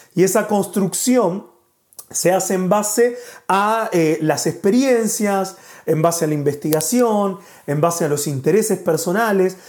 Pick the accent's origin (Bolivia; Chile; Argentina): Argentina; moved away as an adult; now in Spain; somos de Argentina, pero hace un año y cinco meses que estamos viviendo acá en España